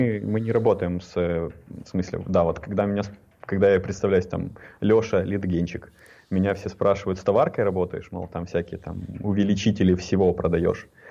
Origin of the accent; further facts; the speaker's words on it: Ukraine; я из Украины